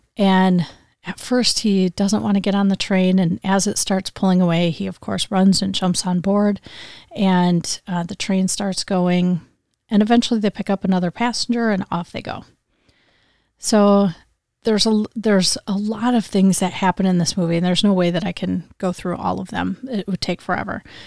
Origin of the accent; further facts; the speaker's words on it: Grand Rapids, Michigan, United States; he's from Grand Rapids, Michigan. So he's from my hometown.